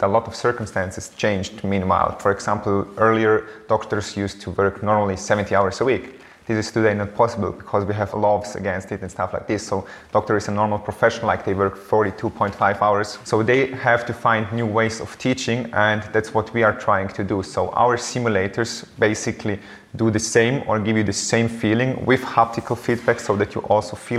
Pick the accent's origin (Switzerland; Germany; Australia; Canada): Switzerland; Eastern Switzerland; I was born in Switzerland and grew up always here in the eastern part of Switzerland